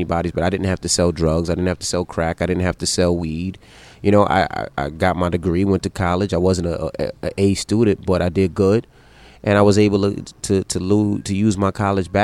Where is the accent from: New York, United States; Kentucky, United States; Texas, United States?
New York, United States; New York City; we're from Queens